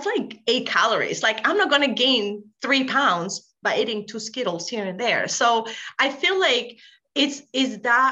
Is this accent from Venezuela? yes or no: yes; Venezuela; moved away as an adult; now in Rhode Island, United States; I'm from Venezuela. We eat rice, beans, arepas, like that's in our daily life.